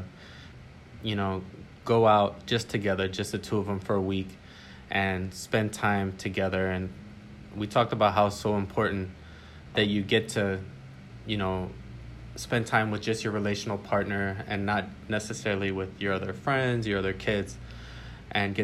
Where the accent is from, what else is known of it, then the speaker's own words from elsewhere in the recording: Illinois, United States; now in Miami, United States; I'm from Illinois